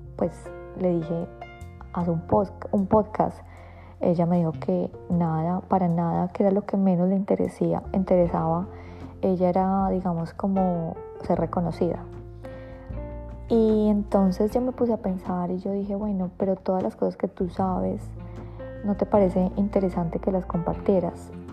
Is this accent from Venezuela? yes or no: no; Colombia; moved away; vengo de Colombia